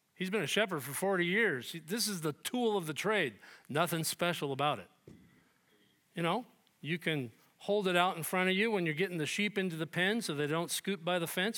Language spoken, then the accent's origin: English; United States; We, as evangelical American Christians